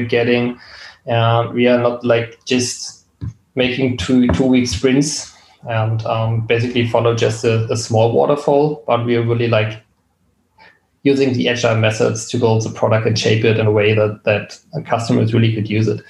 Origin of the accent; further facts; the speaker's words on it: Berlin, Germany; I was born and raised in Berlin